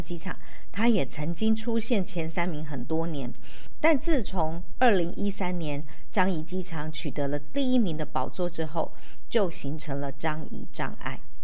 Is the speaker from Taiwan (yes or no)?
yes; Taiwan; 其实不是只有我们台湾人很想出国